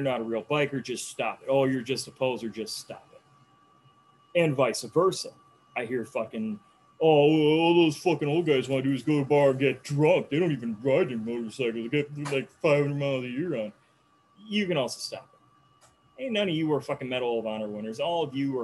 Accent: Janesville, Wisconsin, United States; I give him the standard answer, Janesville

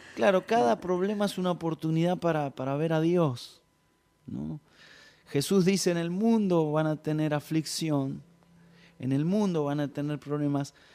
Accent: Ramos Mejía, Buenos Aires Province, Argentina; yo nací eh, en Ramos Mejía, eh, toda mi vida, toda mi infancia pasé ahí

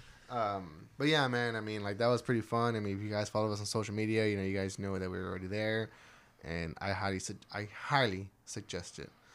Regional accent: Texas, United States; we're from Texas

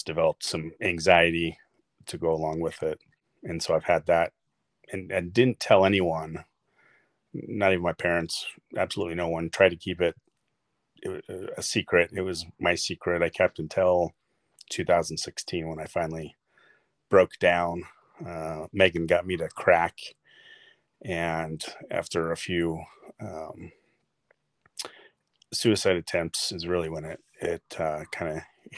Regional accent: Sandy, Utah, United States; I was born in Sandy, Utah. Lived in Utah most of my life.

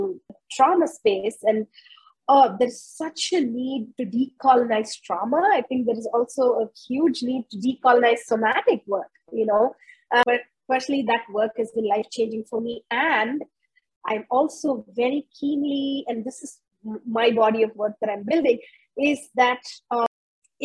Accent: India; moved away as an adult; also born or lived in United States / United Kingdom; I was born and raised in India, and then I was educated in the US, then I lived in the UK, became a naturalized British citizen, and then now we've repatriated back to India.

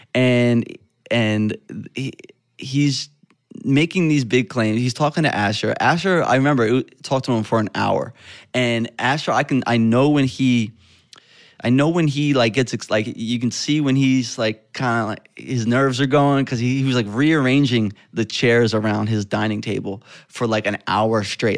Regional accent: West Chester, Pennsylvania, United States; I grew up in Westchester, Pennsylvania.

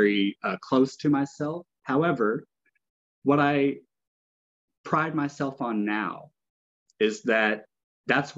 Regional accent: Arkansas, United States; now in Oregon, United States; I grew up in Arkansas. I am a country boy at heart, even though I love living in the cities.

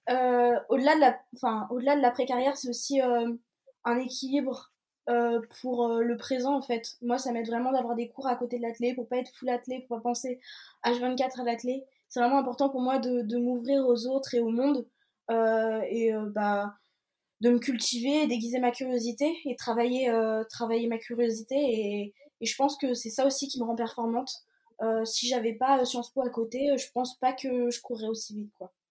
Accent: Brest, Brittany, France; je suis née à Brest et bah, j'ai toute ma famille maternelle qui est en Bretagne

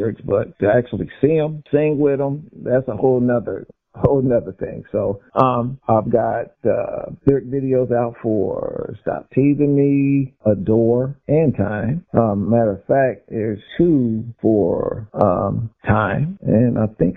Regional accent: Dayton, Ohio, United States; I'm from Dayton, Ohio

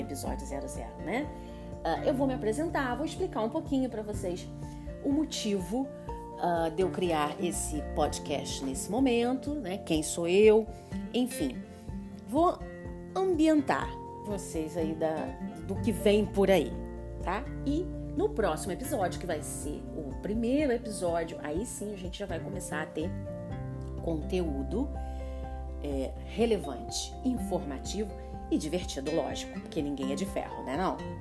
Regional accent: Nova Friburgo, Rio de Janeiro, Brazil; moved away as an adult; Eu sou de uma cidade é, pequena, muito bacana, do interior, do Rio de Janeiro, então eu sou fluminense, eu sou de Nova Friburgo

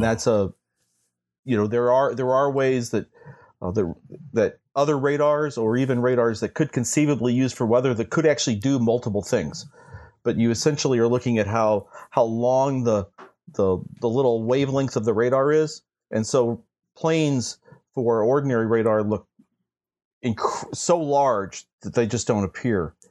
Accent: St. Louis, Missouri, United States; I grew up in Saint Louis, Missouri

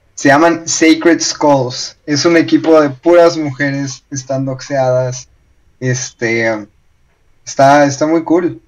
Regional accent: Mexico; now in Colombia; si son mexicanos como yo

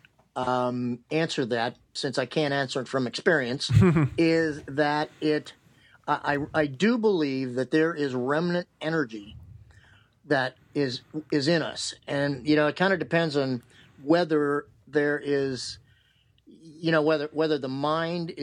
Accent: Cleveland, Ohio, United States; moved away as an adult; also born or lived in Gettysburg; I grew up in outside of Cleveland

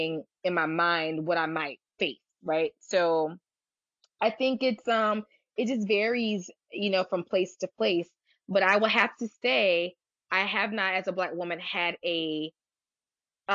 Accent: United States; I sometimes don't tell people I'm American. I'll tell them in a heartbeat I'm Nigerian

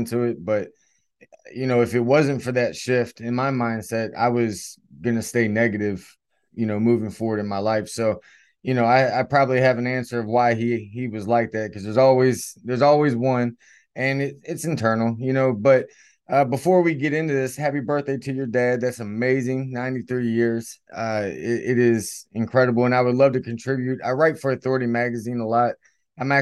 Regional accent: Stuarts Draft, Virginia, United States; I was born in a very small town called Stuart Straft, Virginia. It's in the Shenandoah Valley

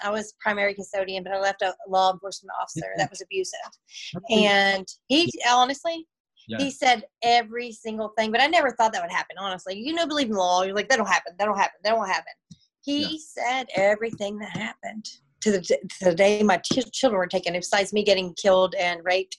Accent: Orlando, Florida, United States; born there; I was born in Orlando, Florida. Yes. I was born in Orlando.

